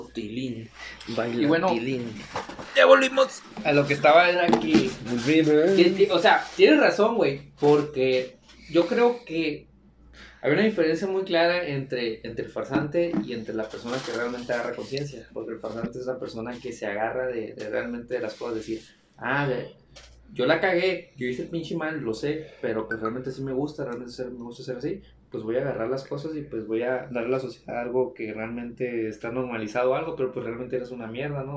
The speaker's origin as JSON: {"language": "Spanish", "town": "Navajoa", "region": "Sonora", "country": "Mexico", "said": "de Navajoa, menos de mi pueblo"}